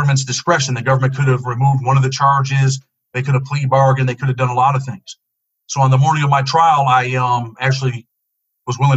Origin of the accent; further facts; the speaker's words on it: Rochester, New York, United States; I grew up in Rochester, New York, in the inner city, single mother and a younger sister.